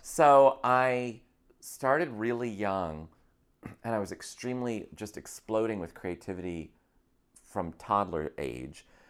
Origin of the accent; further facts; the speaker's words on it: Scotia, New York, United States; moved away as an adult; also born or lived in Akron, Ohio / Boston; now in Los Angeles, United States; I was from upstate New York